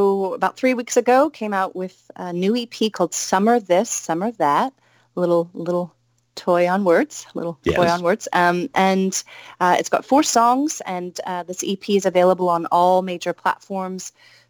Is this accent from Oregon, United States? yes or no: yes; Salem, Oregon, United States; Yeah, I'm from Salem, Oregon.